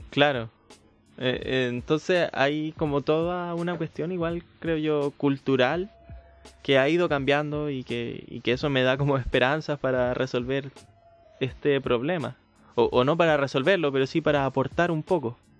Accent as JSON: {"language": "Spanish", "town": "Santiago", "region": "Santiago Metropolitan Region", "country": "Chile", "said": "como santiaguino"}